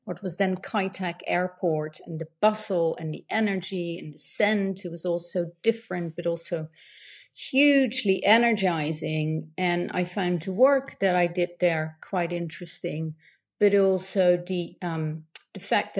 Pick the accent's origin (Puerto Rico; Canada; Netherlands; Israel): Netherlands; I grew up in the Netherlands.